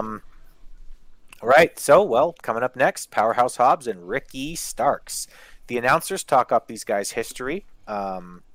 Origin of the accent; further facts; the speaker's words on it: Winnipeg, Manitoba, Canada; also born or lived in Saskatoon; I'm from Winnipeg. But I lived in Saskatoon for a year